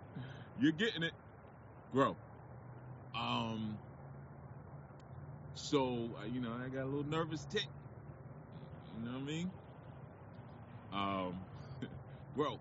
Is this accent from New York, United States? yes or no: yes; New York City, New York, United States; There's an area near where I live called Edenwall Projects, right? Edenwall Projects is a project in the Bronx.